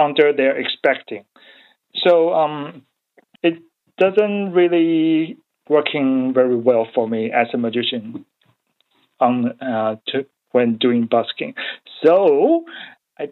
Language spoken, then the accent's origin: English; Taiwan; English is a second language; moved away as an adult; now in Melbourne, Australia; I come from Taiwan.